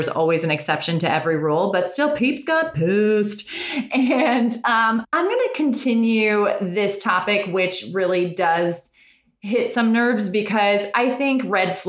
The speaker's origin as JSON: {"language": "English", "area": "Westchester", "region": "New York", "country": "United States", "tie": "born or raised there", "moved": "as an adult", "lives_now": "Los Angeles, United States", "said": "We grew up in New York in a small town in Westchester."}